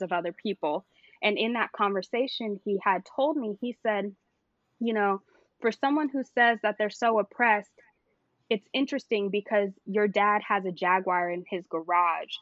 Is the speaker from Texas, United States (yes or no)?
no; Santa Clarita, California, United States; also born or lived in Studio City, California; I was born in Studio City, San Fernando Valley, all the way, but the majority of my uh-huh. life, I grew up in um, Santa Clarita